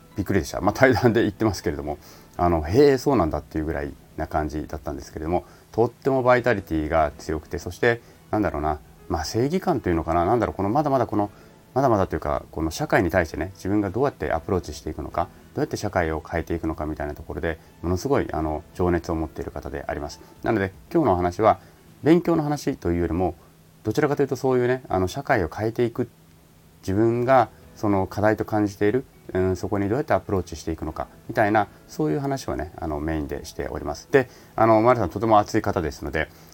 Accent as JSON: {"language": "Japanese", "country": "Japan", "said": "在日なんですよね"}